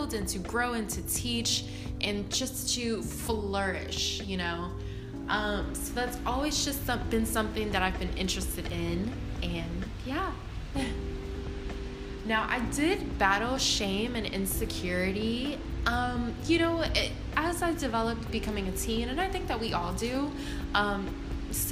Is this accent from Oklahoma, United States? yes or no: no; New Orleans, Louisiana, United States; moved away; I'm from New Orleans, Louisiana originally. That's where I was born